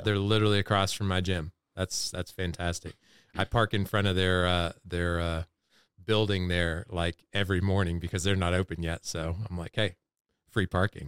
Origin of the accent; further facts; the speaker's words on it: North Carolina, United States; we're from North Carolina